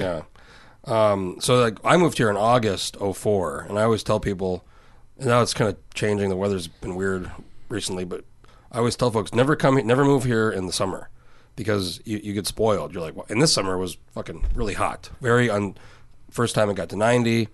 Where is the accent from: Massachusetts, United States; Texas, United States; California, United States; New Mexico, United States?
New Mexico, United States; now in Anchorage, United States; I'm from New Mexico originally.